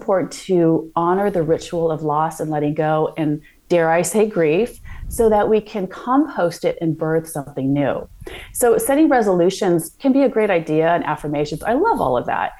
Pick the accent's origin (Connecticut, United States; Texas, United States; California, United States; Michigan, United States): California, United States; Santa Monica; moved away as an adult; now in London, United Kingdom; I grew up in California